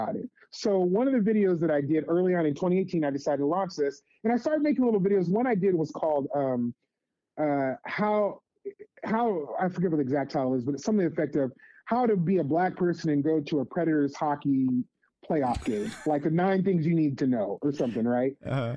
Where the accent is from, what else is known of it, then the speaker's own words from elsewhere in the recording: Las Vegas, Nevada, United States; moved away as an adult; also born or lived in Santa Cruz area; growing up in Las Vegas, I grew up in a hugely different community